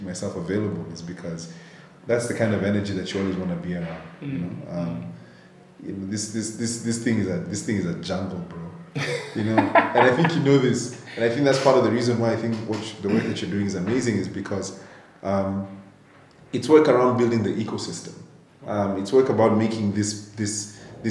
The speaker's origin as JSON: {"language": "English", "region": "Nairobi", "country": "Kenya", "tie": "born or raised there", "said": "I grew up in Nairobi, mm-hmm. Born and raised"}